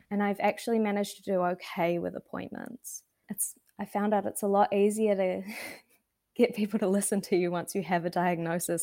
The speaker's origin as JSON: {"language": "English", "town": "Wanaka", "region": "Otago", "country": "New Zealand", "tie": "born or raised there", "said": "I grew up in Wanaka in the South Island"}